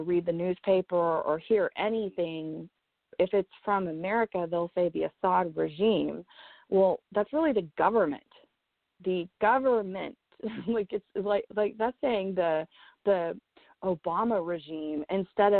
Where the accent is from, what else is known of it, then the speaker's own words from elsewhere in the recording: the South, United States; first language English; I was born and raised in the South